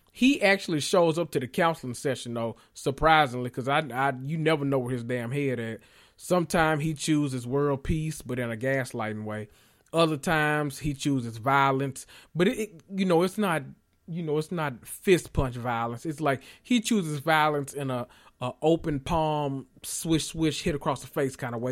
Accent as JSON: {"language": "English", "town": "Memphis", "region": "Tennessee", "country": "United States", "said": "I come from Memphis"}